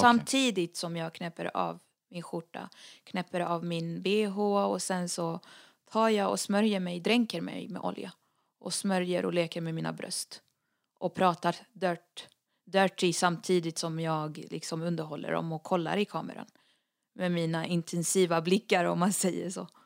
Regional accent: Lebanon; moved away; jag är den enda libanesen från både mamma och pappa

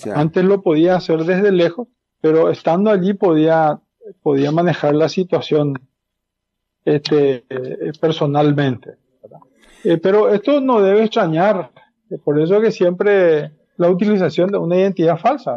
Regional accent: Paraguay; como paraguayo

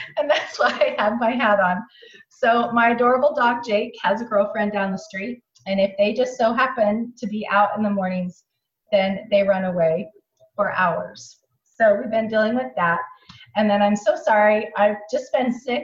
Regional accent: Provo, Utah, United States; now in Alabama, United States; I am from Provo, Utah

